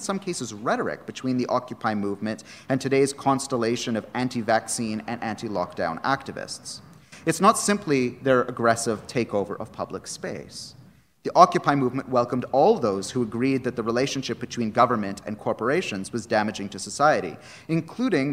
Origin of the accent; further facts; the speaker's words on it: Canada; moved away; my home country of Canada